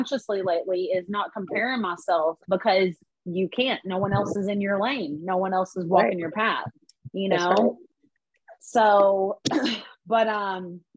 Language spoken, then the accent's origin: English; Arkansas, United States; now in Atlanta, United States; growing up in Arkansas and stuff, you know, I come from absolutely nothing